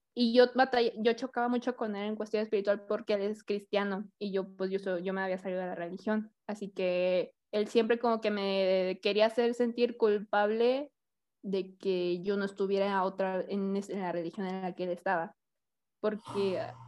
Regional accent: Hidalgo, Tamaulipas, Mexico; moved away; Yo vengo de Hidalgo, Tamaulipas, que es un pueblo, está muy bonito

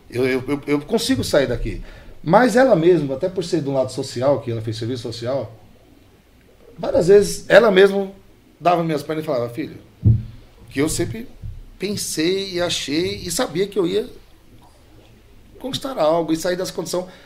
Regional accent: Piauí, Brazil; A gente veio do Piauí, fundinho do Piauí, pai carregador.

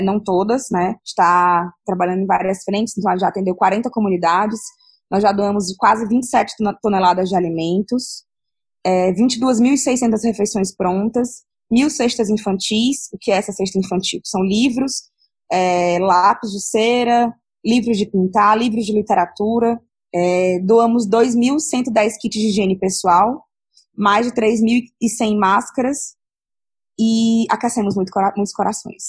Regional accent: Ceará, Brazil; Eu, como cearense

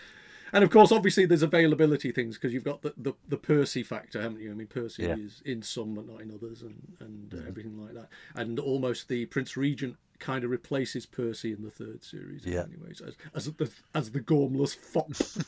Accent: United Kingdom; It's difficult as a Brit. It's difficult to actually judge how accurate an American accent is.

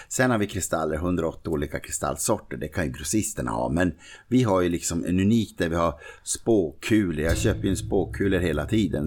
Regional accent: Norrbotten County, Sweden; Jag är liksom från Norrbotten

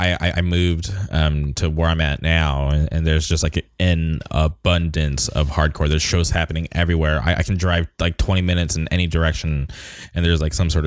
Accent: Palm Springs, California, United States; so I grew up in the Palm Springs area

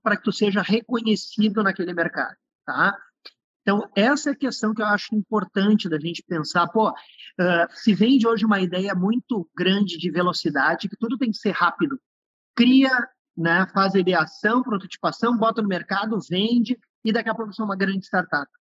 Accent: on the border with Uruguay, Rio Grande do Sul, Brazil; Nasci numa cidadezinha no interior do Rio Grande do Sul, na fronteira com o Uruguai, sou descendente de uruguaio

